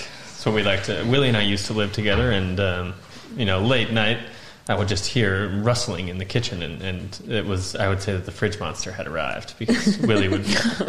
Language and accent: English; Waukee, Iowa, United States; moved away as an adult; now in Budapest, Hungary; Waukee, Iowa. That's where I grew up. That's my hometown bar.